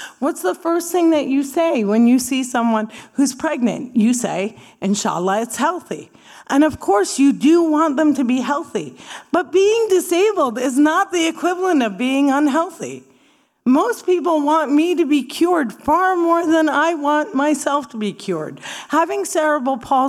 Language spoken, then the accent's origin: English; New Jersey, United States; I grew up in New Jersey